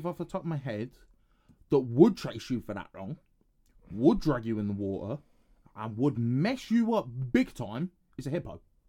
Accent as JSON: {"language": "English", "region": "England", "country": "United Kingdom"}